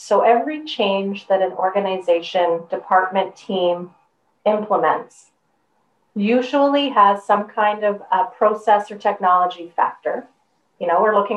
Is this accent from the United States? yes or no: no; Canada; I'm also a Canadian.